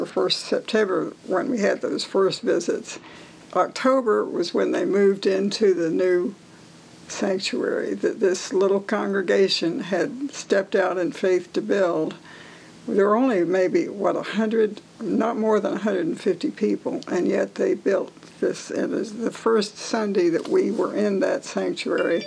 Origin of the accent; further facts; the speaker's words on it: Salisbury, North Carolina, United States; moved away as an adult; now in Lexington, United States; Neither of us was born there, but we grew up in North Carolina